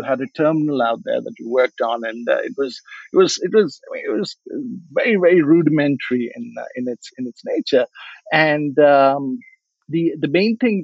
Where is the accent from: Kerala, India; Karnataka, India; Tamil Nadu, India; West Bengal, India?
Karnataka, India; Bangalore; moved away as an adult; also born or lived in United States / London; Growing up in Bangalore